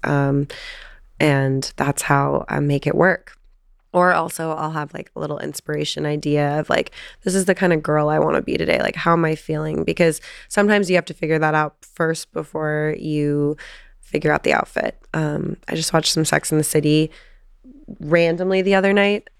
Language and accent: English; Encinitas, California, United States; I grew up obviously in San Diego on the beach, and um, Encinitas is my hometown